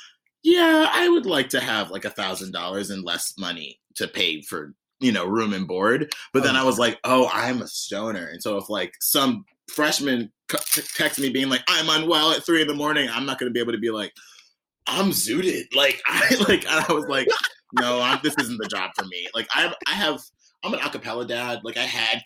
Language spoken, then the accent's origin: English; Greece, New York, United States; also born or lived in Bedford-Stuyvesant, Brooklyn; now in New York City, United States; like upstate, like Greece, New York, like my hometown